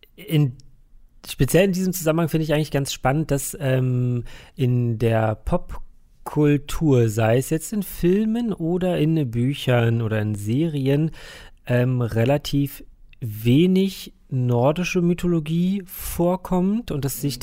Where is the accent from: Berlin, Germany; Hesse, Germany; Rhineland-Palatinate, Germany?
Berlin, Germany; bei uns in Berlin